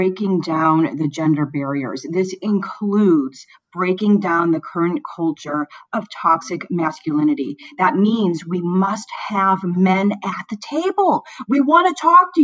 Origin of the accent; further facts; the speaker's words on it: Florida, United States; moved away; also born or lived in Chicago, Illinois / St. Louis, Missouri; I was born in Chicago. I grew up in Florida. I spent about a decade in St. Louis